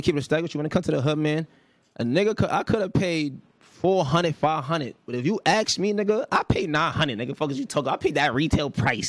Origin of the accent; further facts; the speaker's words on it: Mount Vernon, New York, United States; also born or lived in Bronx, New York; because before I moved to Mount Vernon, I used to live in the Bronx, and I moved to Mount Vernon when I was OD young. So, off rip, I don't jack him from the Bronx. Like, I don't rap the Bronx whatsoever. I'm straight from Mount Vernon. I rap Mount Vernon.